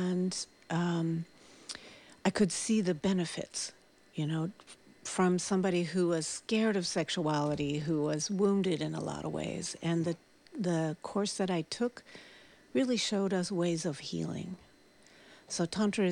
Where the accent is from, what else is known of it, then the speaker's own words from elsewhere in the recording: Half Moon Bay, California, United States; moved away as an adult; now in Santa Cruz, United States; I grew up in Half Moon Bay, not very far away from here, and moved to Santa Cruz about 20 years ago